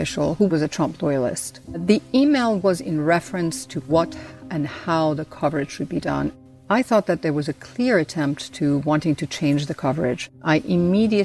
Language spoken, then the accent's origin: English; Iran; now in United States; I was born in Iran in a political family